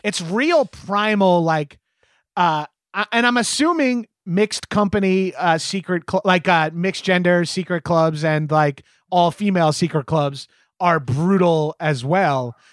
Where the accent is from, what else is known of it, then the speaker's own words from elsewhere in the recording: New York, United States; as a New Yorker